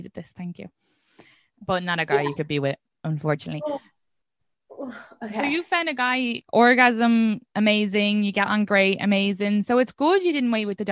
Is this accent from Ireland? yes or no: yes; Ireland; being an Irish woman